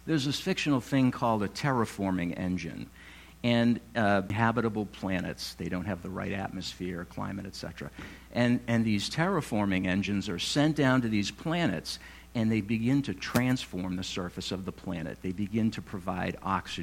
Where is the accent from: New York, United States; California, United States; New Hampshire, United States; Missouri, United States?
New Hampshire, United States; North Walpole; I grew up in North Walpole in the mid-70s